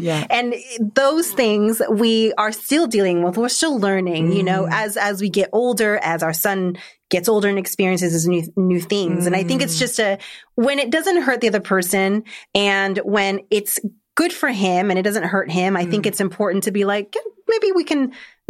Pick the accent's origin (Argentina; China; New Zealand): Argentina; Like I'm originally from Argentina, so very Latin culture.